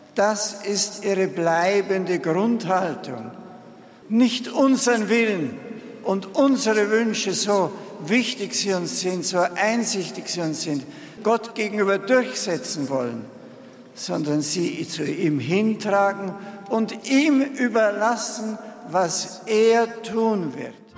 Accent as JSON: {"language": "German", "town": "Marktl", "region": "Bavaria", "country": "Germany", "tie": "born or raised there", "moved": "as an adult", "lives_now": "Rome, Italy", "said": "über Marktl fliegen, über meinem Geburtsort"}